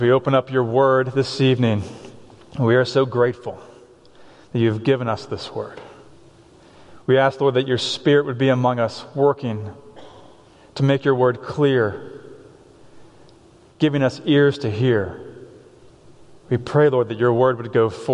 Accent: Boston, Massachusetts, United States; now in Ephrata, United States; I'm from Boston.

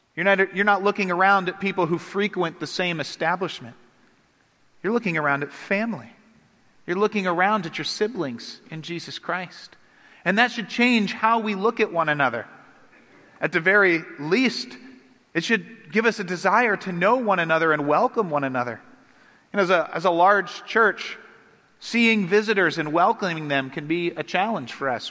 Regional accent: United States; I'm an American.

